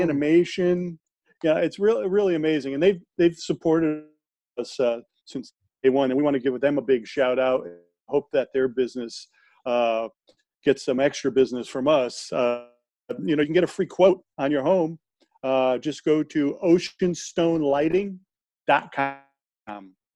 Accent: United States; we we're all American

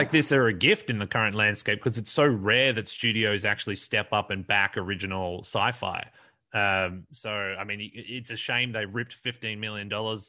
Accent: Perth, Western Australia, Australia; my hometown of Perth

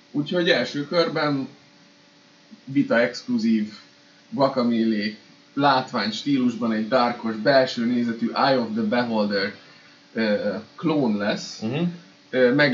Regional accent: Budapest, Hungary; budapestiként találkozol külföldiekkel

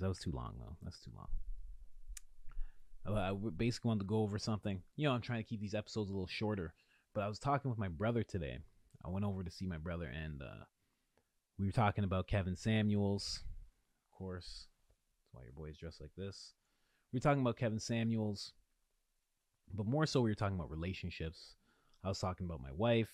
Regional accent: Ontario, Canada; in Ontario, I'm from Ontario

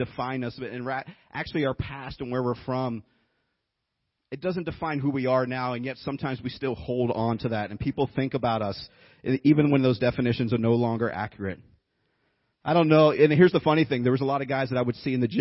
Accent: Youngstown, Ohio, United States; moved away as an adult; now in Tennessee, United States; I've lived here about 12, 13 years, but I grew up in Ohio

